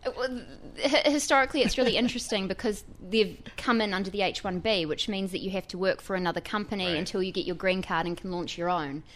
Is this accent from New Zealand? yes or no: yes; New Zealand; now in New York, United States; as you can probably tell from my accent, I'm not from here. I'm a New Zealander.